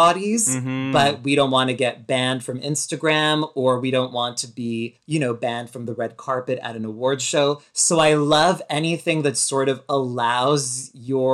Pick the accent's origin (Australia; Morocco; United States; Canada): Canada; Quebec; But even though I grew up in Quebec, like I grew up in a suburb that was very Anglophone.